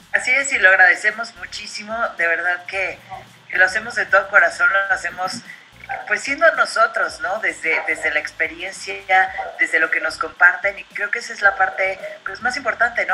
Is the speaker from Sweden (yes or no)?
no; Mexico